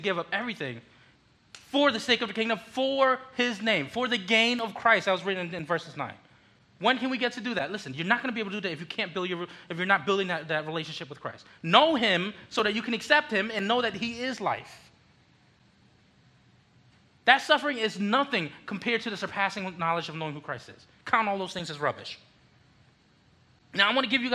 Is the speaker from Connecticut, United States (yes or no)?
yes; Connecticut, United States; born or raised there; also born or lived in Philippines